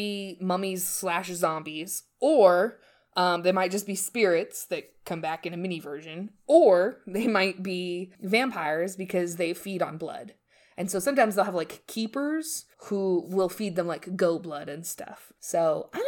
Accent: United States; We're from America

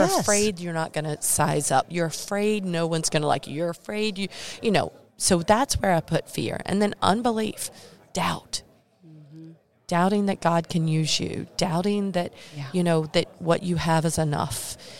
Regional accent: North Carolina, United States; Because sometimes, you know, I'm from Eastern North Carolina. My vocabulary and words are a little different.

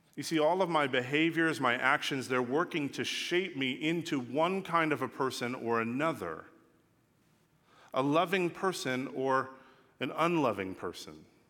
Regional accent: Los Angeles, California, United States; also born or lived in England; I'm from Los Angeles.

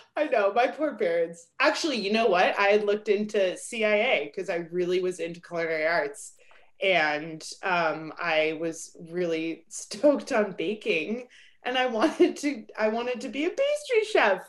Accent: Albuquerque, New Mexico, United States; moved away as an adult; also born or lived in Durango; where I grew up in Albuquerque

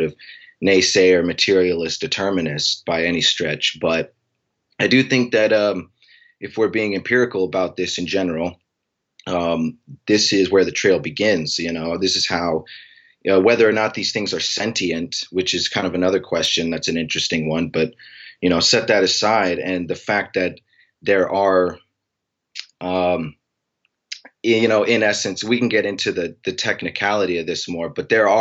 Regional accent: Anchorage, Alaska, United States; I'm from Anchorage, Alaska

